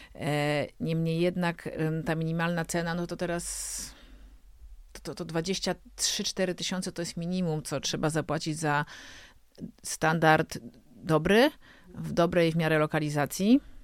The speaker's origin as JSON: {"language": "Polish", "town": "Warsaw", "region": "Masovian Voivodeship", "country": "Poland", "said": "jestem co prawda z Warszawy"}